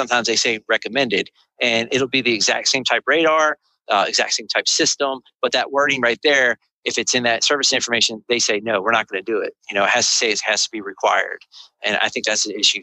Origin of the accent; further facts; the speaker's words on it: the South, United States; I grew up in the South where, you know, everybody, you know, went to work for their grandfather's garage